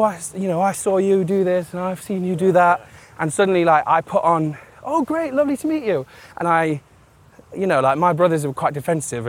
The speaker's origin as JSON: {"language": "English", "town": "Newark-on-Trent", "region": "East Midlands", "country": "United Kingdom", "tie": "born or raised there", "moved": "yes", "said": "where I grew up, Newark, even though I was transported away from Newark and went, you know, around a bunch of countries"}